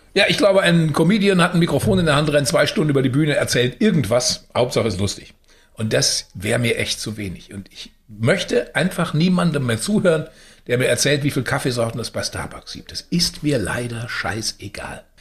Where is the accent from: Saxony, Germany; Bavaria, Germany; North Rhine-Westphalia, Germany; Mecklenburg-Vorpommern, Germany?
North Rhine-Westphalia, Germany; Unna; Unna liegt ja in Westfalen, also ich bin in Westfalen geboren und mit dem Rheinland dann dick geworden